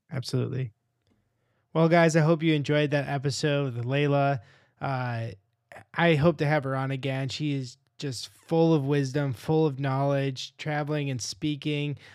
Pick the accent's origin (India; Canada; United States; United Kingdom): United States; Rochester, New York; I'm from Rochester